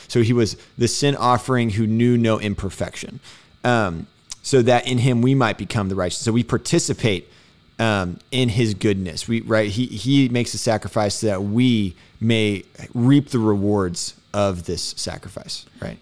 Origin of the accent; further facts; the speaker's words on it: Houston, Texas, United States; being from Houston